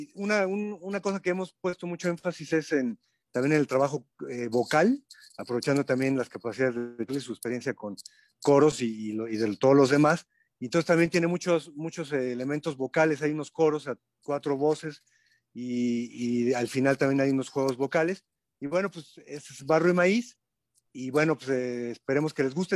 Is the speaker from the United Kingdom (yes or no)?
no; Mexico City, Mexico; no somos de allá, somos chilangos